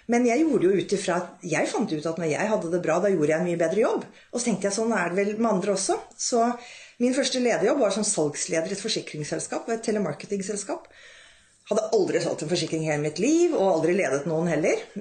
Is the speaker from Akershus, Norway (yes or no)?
yes; Rælingen, Akershus, Norway; moved away as an adult; also born or lived in Europe; jeg vokste da opp i Rælingen utenfor Oslo. Og pappaen min var lege, mammaen min var sykepleier.